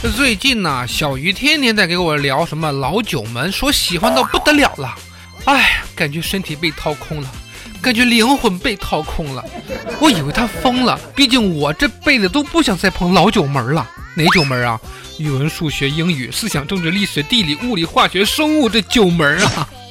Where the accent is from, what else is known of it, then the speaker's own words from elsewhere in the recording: China; 我们中国人